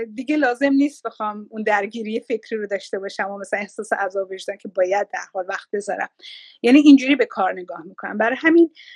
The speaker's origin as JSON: {"language": "Persian", "country": "Iran", "moved": "as an adult", "lives_now": "Australia", "said": "ایران رو گذاشتم"}